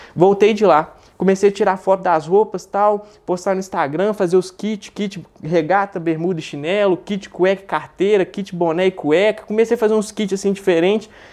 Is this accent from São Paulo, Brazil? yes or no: no; Belo Horizonte, Minas Gerais, Brazil; Eu sou de Belo Horizonte, tenho 23 anos